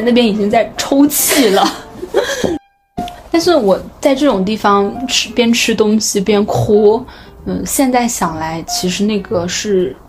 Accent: North China, China; 作为一个北方人，我就是非常喜欢吃面。

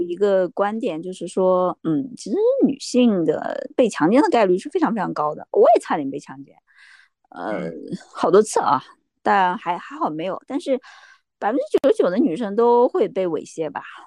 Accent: Jiangxi, China; 我是江西人，江西是一个鱼米之乡啊

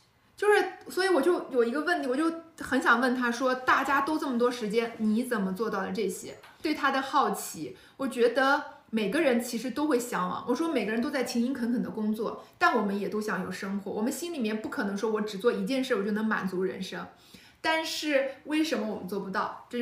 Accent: Qingdao, Shandong, China; 我是青岛人，所以我妈是山东山东大妈

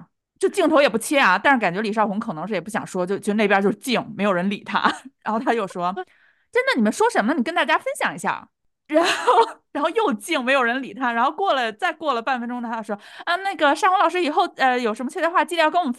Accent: China; 结果颁给了我们两个就是土生土长的大陆的艺人

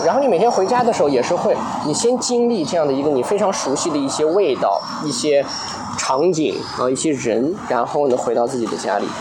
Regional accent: Lanzhou, Gansu, China; now in Shanghai, China; 我小时候在兰州

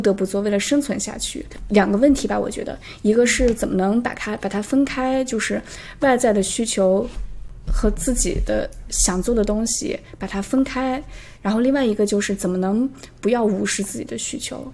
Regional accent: the Northwest, northwestern China, China; now in Toronto, Canada; 我来自大西北，在，现在在多伦多也待了有五年的时间了

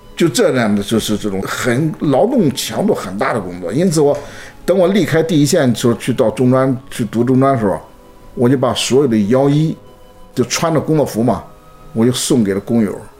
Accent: Suixi, Anhui, China; moved away as an adult; also born or lived in Shanghai; 我反正从安徽来的说普通话说不清楚

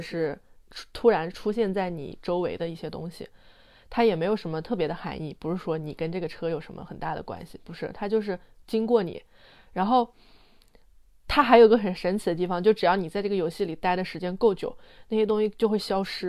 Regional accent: Anhui, China; 因为我们家，我老家是安徽的，就是名山也很多，什么嗯。黄山、九华山

